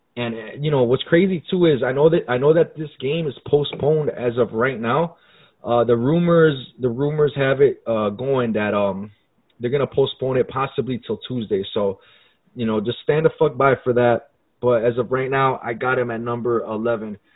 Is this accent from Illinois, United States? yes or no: yes; Chicago, Illinois, United States; We're from Chicago.